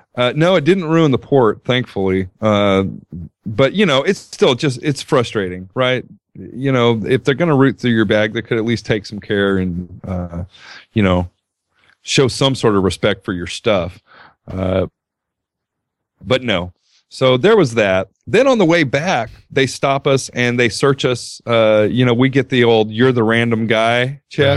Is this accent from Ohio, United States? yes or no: no; Southern California, United States; I grew up in Southern California